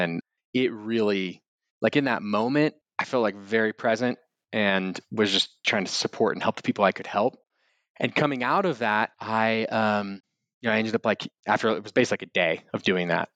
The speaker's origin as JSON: {"language": "English", "town": "Austin", "region": "Texas", "country": "United States", "tie": "born or raised there", "also_born_or_lived": "Wimberley, Texas", "said": "I'm from Austin. I was born in a little town called Wimberley outside of Austin. And being raised in Austin at that time"}